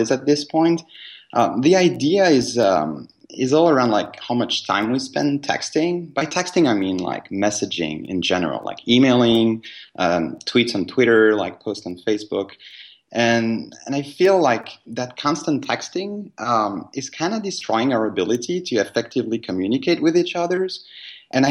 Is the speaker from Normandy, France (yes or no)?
no; Paris, Île-de-France, France; moved away as an adult; We come from Paris originally, and we moved in 2010.